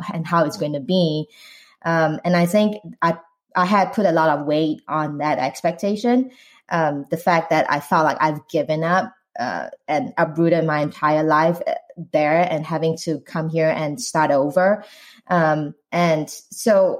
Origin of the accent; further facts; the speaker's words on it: Singapore; moved away as an adult; now in United States; I'm Asian Singaporean